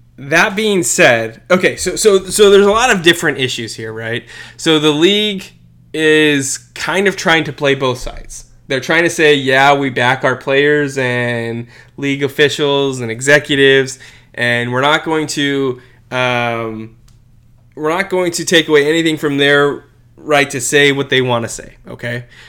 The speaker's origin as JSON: {"language": "English", "country": "United States", "said": "as an American"}